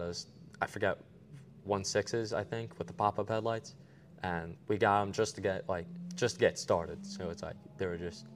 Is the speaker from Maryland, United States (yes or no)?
no; Long Island, New York, United States; We're from Long Island